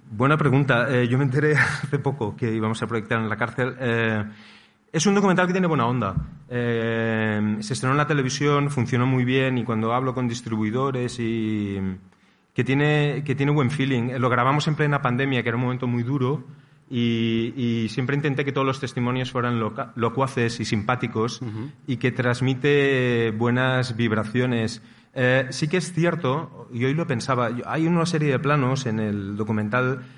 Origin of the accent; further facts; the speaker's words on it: Barcelona, Catalonia, Spain; moved away as an adult; now in Costa Brava, Spain; yo vivo en la Costa Brava, soy de Barcelona, pero hace muchos años que vivo en la Costa Brava